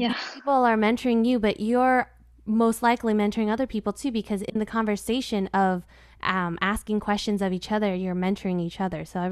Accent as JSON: {"language": "English", "area": "West Valley", "region": "Arizona", "country": "United States", "tie": "born or raised there", "said": "I grew up on the West Valley, so I know exactly where 43rd Avenue and Bell is"}